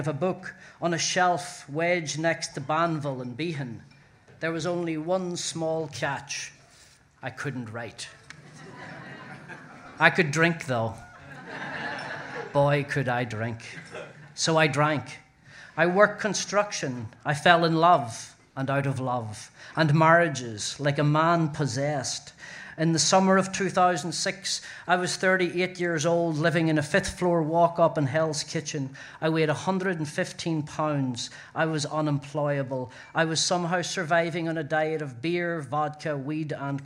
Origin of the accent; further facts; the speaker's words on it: Ireland; now in New York, United States; I am an Irish writer in New York